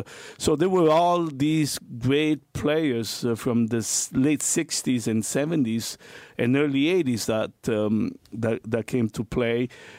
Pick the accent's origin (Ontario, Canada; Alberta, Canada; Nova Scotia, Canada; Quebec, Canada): Ontario, Canada; Toronto; I had the fortune as a young man growing up in Toronto.